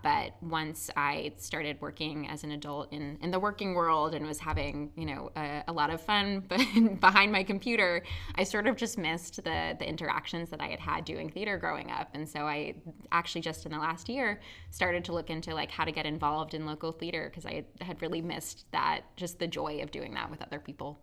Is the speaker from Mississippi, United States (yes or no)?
no; New Jersey, United States; I grew up in New Jersey